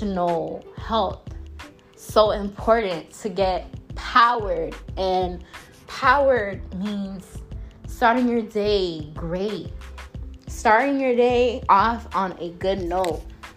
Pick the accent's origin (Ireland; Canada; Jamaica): Jamaica; I am Jamaican